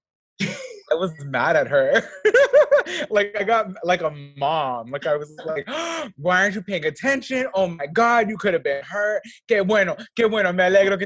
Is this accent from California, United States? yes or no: yes; Los Angeles, California, United States; I'm from motherfucking LA, the 323